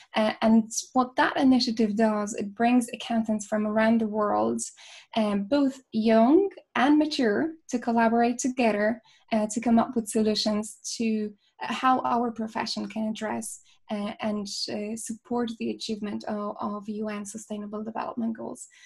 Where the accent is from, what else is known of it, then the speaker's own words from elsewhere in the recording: Poland; moved away as an adult; now in Ireland; I'm originally from Poland